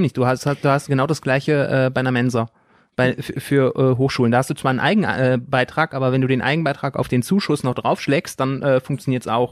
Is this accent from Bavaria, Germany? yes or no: no; North Rhine-Westphalia, Germany; moved away; ich komme aus NRW, da sind äh, Gesamtschulen nicht so selten